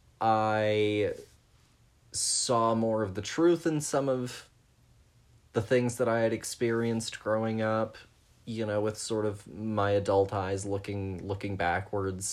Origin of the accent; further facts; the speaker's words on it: Texas, United States; growing up in Texas